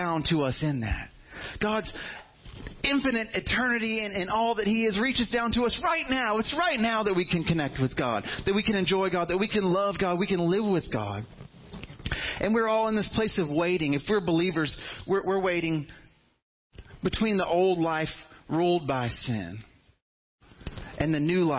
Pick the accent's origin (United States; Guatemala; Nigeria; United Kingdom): United States; Fairhope, Alabama; all my life, I grew up in Fairhope. And, you know, I thought all Alabama was like Fairhope when I was a teenager.